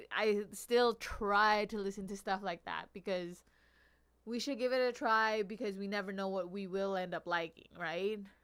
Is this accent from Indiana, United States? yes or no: no; Long Beach, California, United States; I grew up in Long Beach.